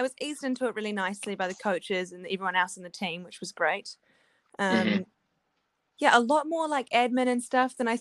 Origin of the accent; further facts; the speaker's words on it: Wellington, New Zealand; moved away as an adult; also born or lived in Louisville, Kentucky; I'm from Wellington, so I've lived here.